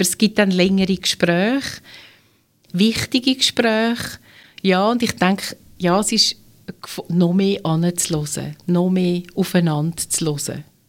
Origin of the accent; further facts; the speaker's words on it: Switzerland; bei uns in der Schweiz